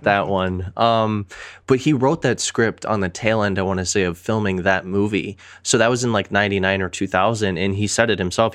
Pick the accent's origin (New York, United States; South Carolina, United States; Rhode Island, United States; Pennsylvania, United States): Pennsylvania, United States; Pittsburgh; also born or lived in Metro Detroit, Michigan; now in Michigan, United States; I might live in Michigan. I might claim Metro Detroit area, but I am from Pittsburgh